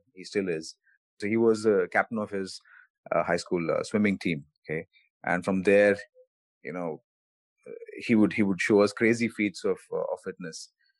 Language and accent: English; Bengaluru, Karnataka, India; I played badminton, tennis, cricket, and a bunch of other things as well growing up in Bangalore.